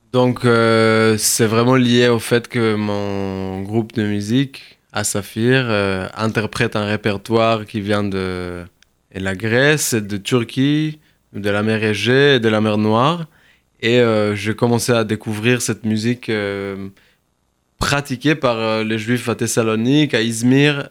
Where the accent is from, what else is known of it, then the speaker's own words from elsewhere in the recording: Kibbutz Tze'elim, Southern District, Israel; now in France; je suis né en Israël, dans le sud, dans un kibbutz qui s'appelle Tselim